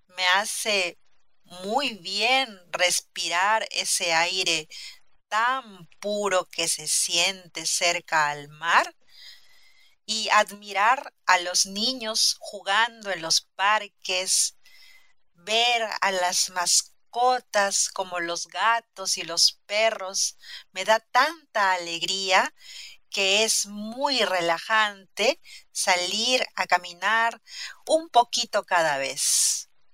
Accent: Lima, Peru; soy peruana, he nacido en Lima, la capital.

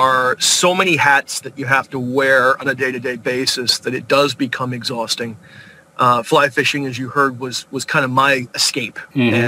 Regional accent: Virginia Beach, Virginia, United States; We grew up in Virginia Beach, probably about 10 miles from the coast

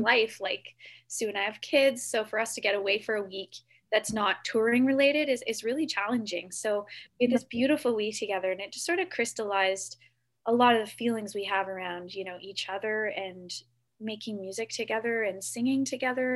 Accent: Whitby, Ontario, Canada; now in Toronto, Canada; I grew up in Whitby, Ontario just down the road from Kingston. I now live in Toronto

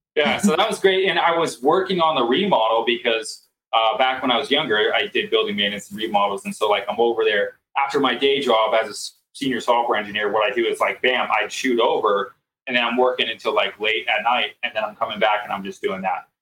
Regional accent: San Francisco, California, United States; now in Colorado Springs, United States; my hometown, San Francisco

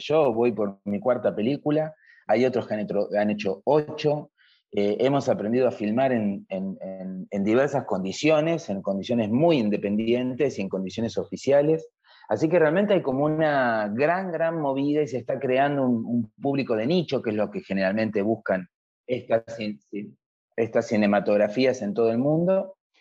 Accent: Argentina; en mi país, la Argentina

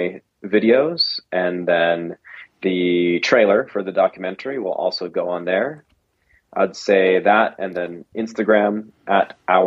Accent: Las Vegas, Nevada, United States; moved away as an adult; I grew up in Vegas with very conservative Christian parents

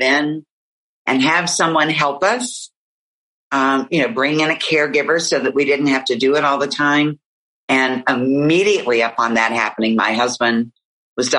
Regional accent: West Virginia, United States; here in my home state

